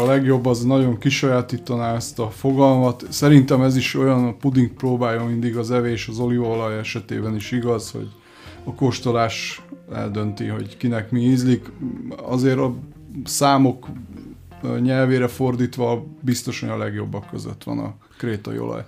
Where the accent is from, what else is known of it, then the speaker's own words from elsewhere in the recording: Budapest, Hungary; Már Budapesten születtem, a szüleim Görögországban, és Magyarországon ismerkedtek meg